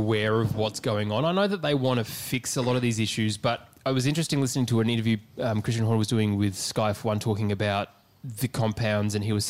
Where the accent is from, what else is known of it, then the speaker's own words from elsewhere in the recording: Australia; We are three Australian blokes based out of Melbourne.